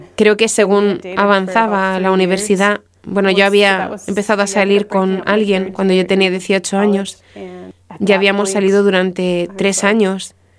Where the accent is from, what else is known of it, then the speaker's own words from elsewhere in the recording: Marshfield, Wisconsin, United States; moved away; crecí en un lugar llamado Marshfield, Wisconsin, que está en Estados Unidos